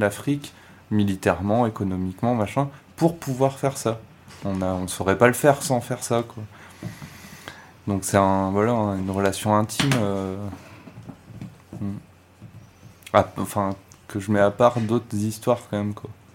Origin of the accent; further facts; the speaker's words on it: France; en tant que Français